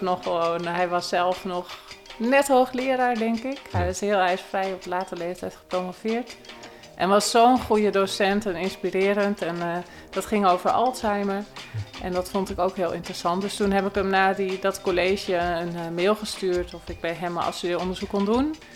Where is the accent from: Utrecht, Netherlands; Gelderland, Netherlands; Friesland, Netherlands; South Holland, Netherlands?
South Holland, Netherlands; Bilderdam; Ik kom uit het dorpje Bilderdam, wat een grensdorpje is eh, tussen Noord- en Zuid-Holland, vlakbij Aalsmeer.